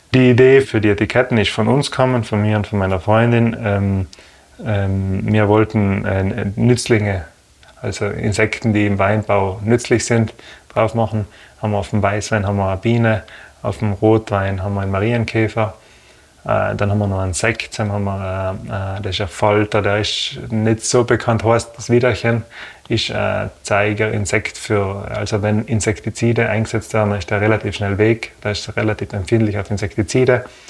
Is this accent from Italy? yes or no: yes; Brixen, Trentino-Alto Adige, Italy; Ich bin auf dem Hof geboren